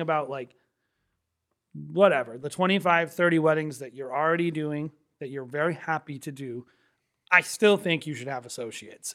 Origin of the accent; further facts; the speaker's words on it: New England, United States; we're from New England